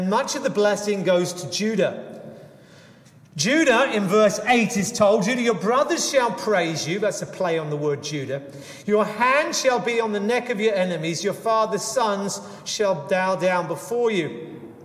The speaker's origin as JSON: {"language": "English", "region": "England", "country": "United Kingdom", "tie": "born or raised there", "said": "I grew up in England"}